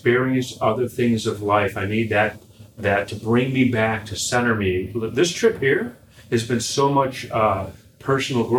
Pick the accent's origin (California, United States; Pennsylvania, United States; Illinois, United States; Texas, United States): Illinois, United States; Chicago; I'm from Chicago